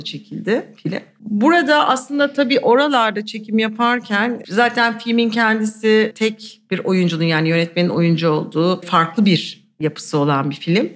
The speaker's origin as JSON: {"language": "Turkish", "region": "Istanbul", "country": "Turkey", "tie": "born or raised there", "said": "Bir de İstanbulluyum yani doğma bir ailem de İstanbullu"}